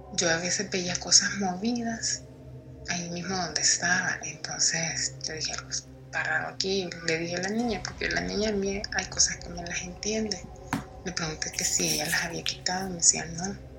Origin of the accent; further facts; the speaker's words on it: El Salvador; yo soy de El Salvador